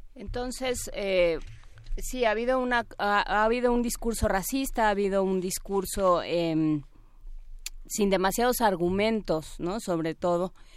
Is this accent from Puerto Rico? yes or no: no; Mexico